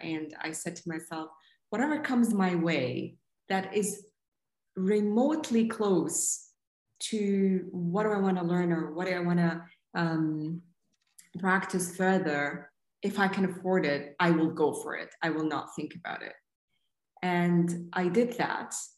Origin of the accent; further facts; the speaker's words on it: Saudi Arabia; growing up in Saudi in the mid 80s and uh, 90s